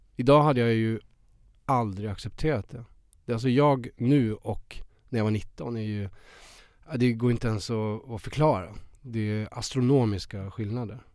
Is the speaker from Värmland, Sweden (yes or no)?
yes; Värmland, Sweden; moved away as an adult; now in Stockholm, Sweden; så kommer jag från Värmland. Jag var 19 år